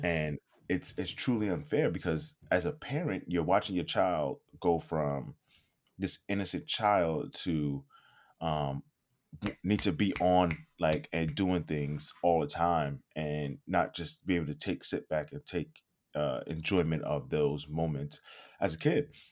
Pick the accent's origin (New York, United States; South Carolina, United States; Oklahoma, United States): New York, United States; New York City; moved away; when I was growing up in, growing up in New York, it didn't grow us up fast